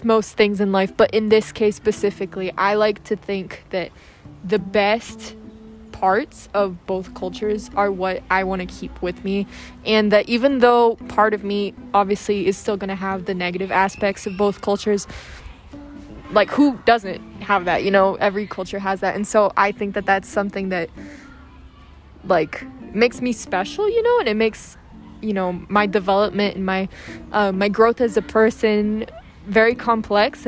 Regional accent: Brazil; I've lived here in Brazil my whole life, I've never had this experience of moving. I've lived in the same house since I was five

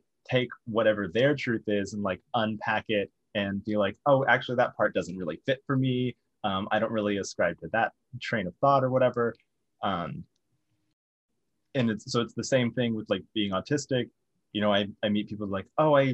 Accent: the South, United States; growing up in the South

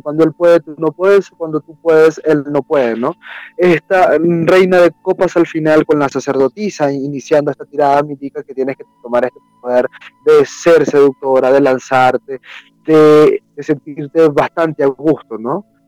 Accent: Venezuela; moved away as an adult; now in Peru; originalmente soy de Venezuela

